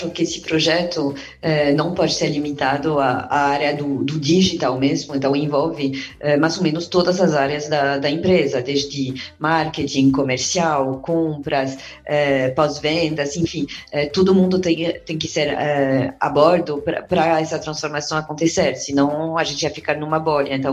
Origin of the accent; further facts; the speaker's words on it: France; now in Brazil; sou, sou, estrangeira, né? Sou, sou francesa e libanesa. Agora, na verdade, faz oito anos que, estou aqui no